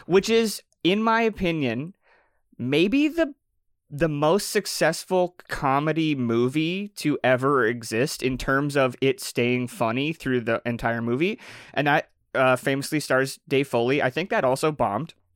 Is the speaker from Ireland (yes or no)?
no; Canada; I'm Canadian